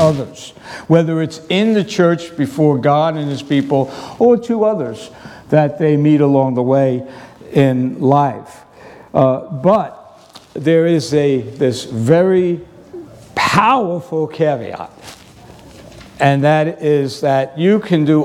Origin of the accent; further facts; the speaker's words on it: New York City, New York, United States; moved away; growing up in New York City